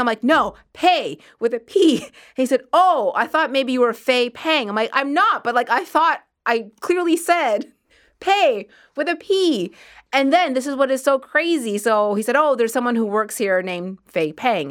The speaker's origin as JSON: {"language": "English", "town": "Halifax", "region": "Nova Scotia", "country": "Canada", "tie": "born or raised there", "moved": "yes", "said": "my parents are in Halifax, which is where I grew up. I grew up in Nova Scotia"}